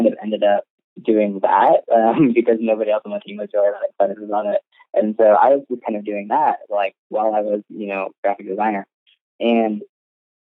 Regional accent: Ohio, United States; moved away as an adult; now in Oklahoma, United States; I was living in Ohio at the time. Like, that's where I grew up. I'm not from Oklahoma

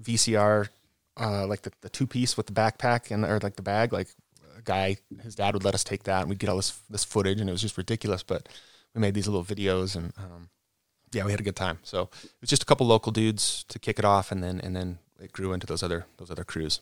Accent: Cottonwood Heights, Utah, United States; born and raised, born in the house that I grew up

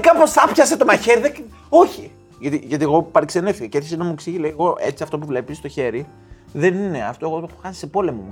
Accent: Greece; now in England, United Kingdom; είμαι από την Ελλάδα

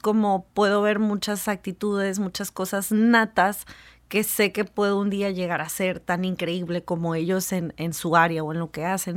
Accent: Mexico; como mexicanos

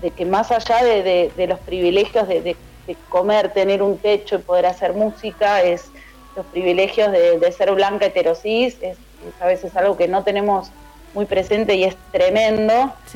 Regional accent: Ituzaingó, Buenos Aires Province, Argentina; also born or lived in Morón; Nací en Morón, me crié en Ituzaingó eh, provincia de Buenos Aires

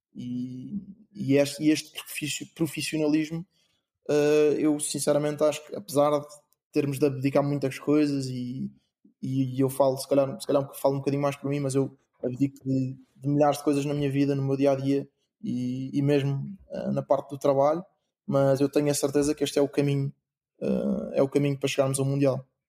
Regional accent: Portugal; moved away as an adult; also born or lived in England; eu, sendo português e jogando pela seleção portuguesa

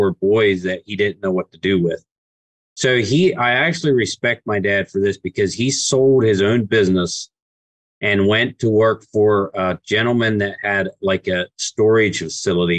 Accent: Pittsburgh, Pennsylvania, United States; also born or lived in Lancaster, Pennsylvania; we got raised in closer to Pittsburgh

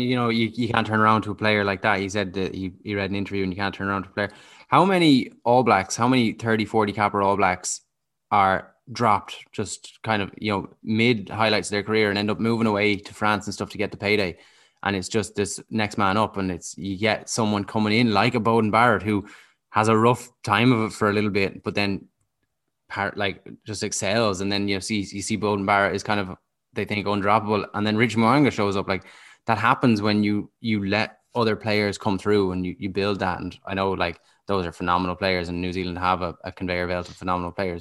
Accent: Dublin, Leinster, Ireland; moved away as an adult; now in Galway, Ireland; I grew up in Dublin

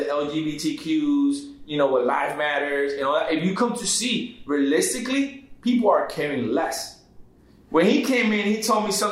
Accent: Puerto Rico; moved away; I come from Puerto Rico, right? I'm Puerto Rican.

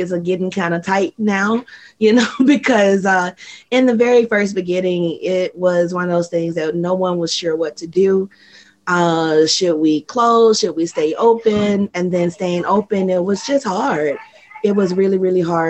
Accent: Mississippi, United States; moved away as an adult; also born or lived in Atlanta; now in Japan; Mississippi was home. So, you know, I grew up loving family

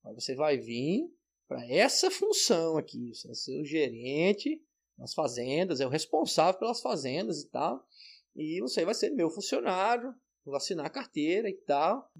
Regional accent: Maceió, Alagoas, Brazil; moved away; also born or lived in São Paulo; eu vim de Maceió, da praia, depois estava em São Paulo, na capital

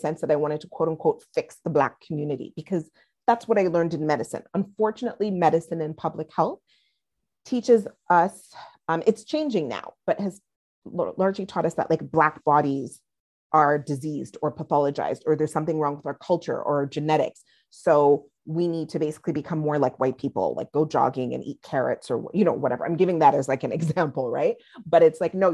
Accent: Montreal, Quebec, Canada; I'm of Nigerian and Trinidadian background, grew up in Montreal.

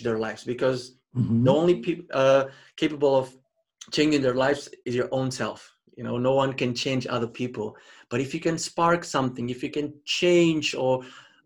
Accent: Mozambique; I was born and raised in Mozambique.

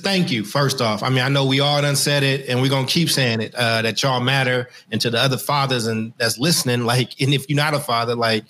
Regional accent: Oakland, California, United States; growing up in Oakland

